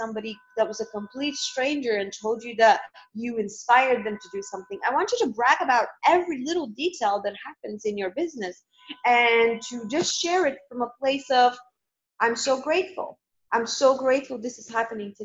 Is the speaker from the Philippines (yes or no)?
no; Northwest, Bulgaria; also born or lived in London, United Kingdom; now in Malta; I grew up in Bulgaria, which is it's kind of a four-season country